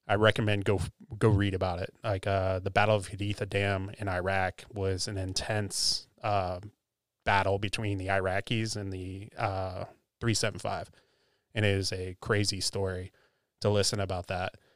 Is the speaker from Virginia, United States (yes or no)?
yes; Virginia, United States; I came from Virginia, so DC area, so I, it was kind of a nice change of pace.